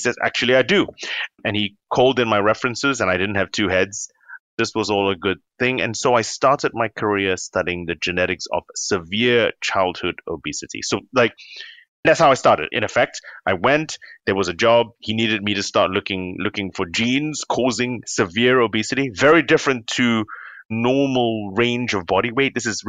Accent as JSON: {"language": "English", "region": "London", "country": "United Kingdom", "tie": "born there", "lives_now": "Cambridge, United Kingdom", "said": "I'm in Cambridge, but I was born in London because my parents are Singaporean, but my dad was doing clinical training."}